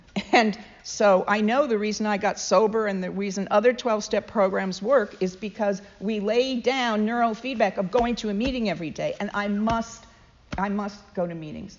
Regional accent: United Kingdom; moved away as an adult; also born or lived in London / Cambridge; now in United States; being formerly British

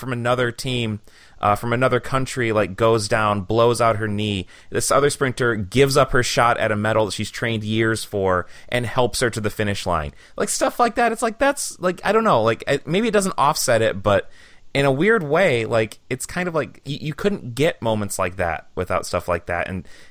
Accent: Michigan, United States; now in Green Bay, United States; I was born and raised in Michigan

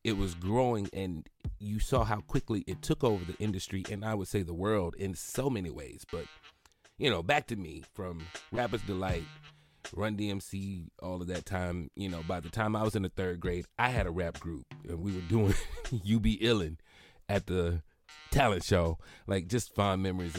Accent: Mount Vernon, Alabama, United States; I'm from Alabama

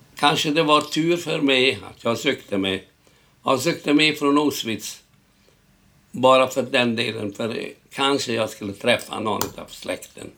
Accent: Sighetu Marmației, Maramureș County, Romania; Swedish is a second language; now in Stockholm, Sweden; Jag föddes 1926. 1926, då var den delen Rumänien.

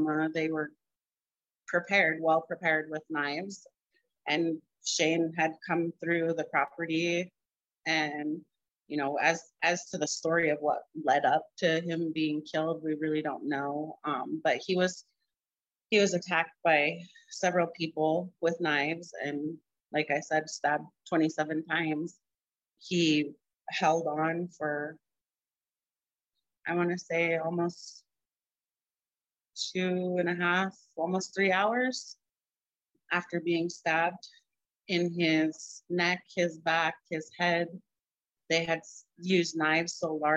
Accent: Helena, Montana, United States; now in Browning, United States; I grew up in Helena

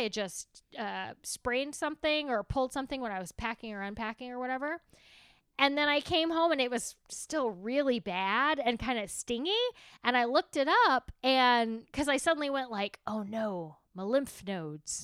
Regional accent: Texas, United States; being Texan is sometimes we put too many syllables in things, and then sometimes we take syllables away

